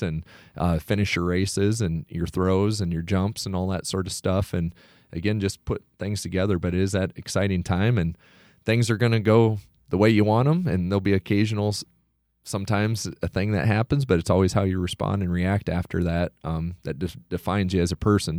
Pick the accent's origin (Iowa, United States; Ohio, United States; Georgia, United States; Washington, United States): Iowa, United States; Iowa Falls; also born or lived in Garden City, Kansas; I'm originally from Iowa Falls, uh, graduated in two thousand four, um, grew up in Hardin County